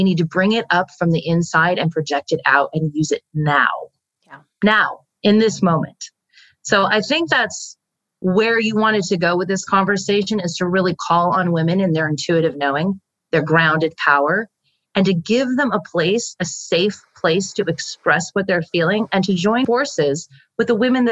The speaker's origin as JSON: {"language": "English", "country": "United States", "said": "the status that we hold as American women"}